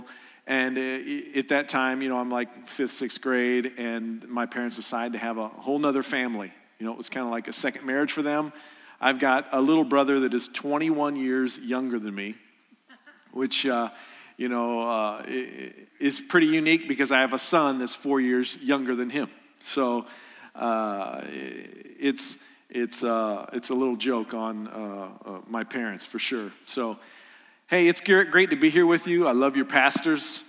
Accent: Columbia, Illinois, United States; I'm from Columbia, Illinois, which is south a little bit

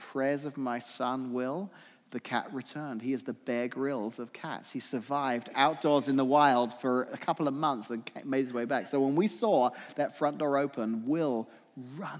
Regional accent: England, United Kingdom; moved away; growing up in England

